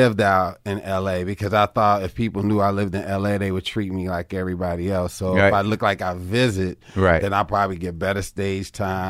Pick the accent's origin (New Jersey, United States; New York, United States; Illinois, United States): Illinois, United States; Chicago; Man, South Side Chicago. That's where I started everything at.